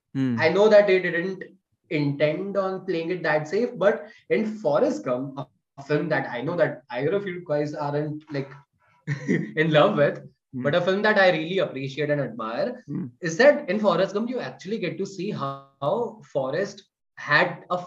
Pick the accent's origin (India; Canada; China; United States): India; Gujarat; I'm from Gujarat.